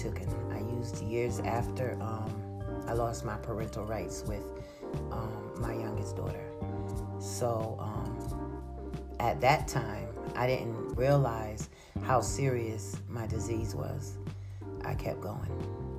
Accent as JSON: {"language": "English", "town": "Schenectady", "region": "New York", "country": "United States", "tie": "born or raised there", "said": "I'm from Schenectady, New York. Well, I grew up in Schenectady, New York"}